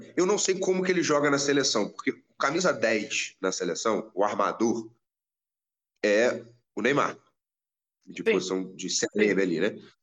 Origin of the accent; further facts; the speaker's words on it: Brazil; eu sou brasileiro